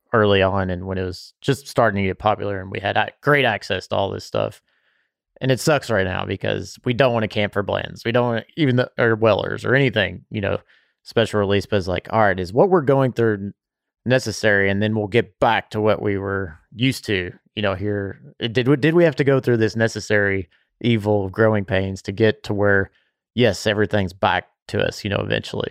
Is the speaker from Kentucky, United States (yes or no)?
yes; Bardstown, Kentucky, United States; I grew up around Willett and know the Colesveen family too